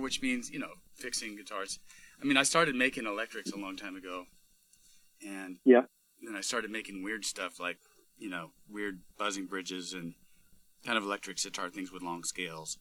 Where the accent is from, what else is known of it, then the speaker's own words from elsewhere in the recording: Pomona, California, United States; I'm actually about a mile away from Pomona Valley Hospital, where I was born